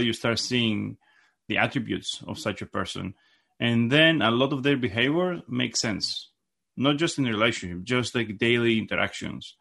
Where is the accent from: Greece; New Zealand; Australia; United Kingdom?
Greece; moved away as an adult; now in United States; I, I was raised in Gr-, in Greece, and I came in the United States, uh, when I was twenty-four